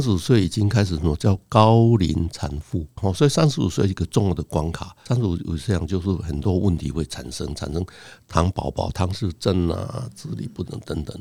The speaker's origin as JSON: {"language": "Chinese", "town": "Donggang", "region": "Pingtung County", "country": "Taiwan", "tie": "born or raised there", "said": "我小的时候是在屏东的东港那个小镇长大，所以镇上大概只有四个医生"}